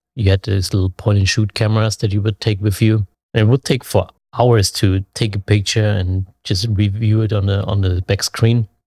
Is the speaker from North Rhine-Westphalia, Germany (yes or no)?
no; Leipzig, Saxony, Germany; I'm from Leipzig, Germany, born and raised there.